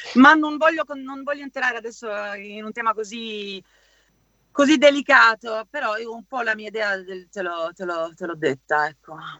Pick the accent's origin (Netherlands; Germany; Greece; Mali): Germany; Cologne, North Rhine-Westphalia; also born or lived in Sicily; Io sono siciliana, cresciuta in Germa-, nata e cresciuta in Germania, ma le origini sono siguli